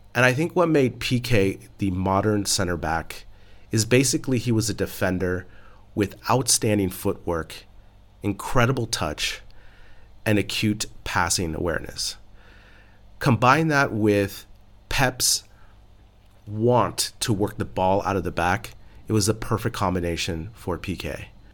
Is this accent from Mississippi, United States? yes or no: no; San Francisco Bay Area, California, United States; I'm from San Francisco Bay Area